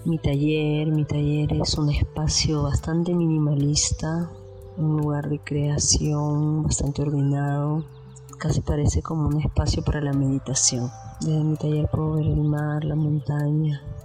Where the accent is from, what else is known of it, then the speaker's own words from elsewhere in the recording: Lima, Peru; now in Manglar Alto, Ecuador; vivo en Ecuador, en Manglar Alto, en una playa, en un pueblo de la costa ecuatoriana, pero nací en Perú, soy peruana, nací en Lima